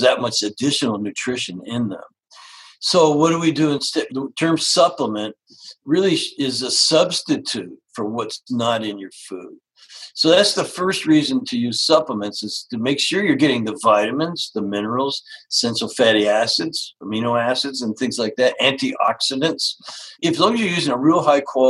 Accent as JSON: {"language": "English", "country": "Canada", "tie": "born or raised there", "moved": "yes", "said": "I grew up actually in Canada"}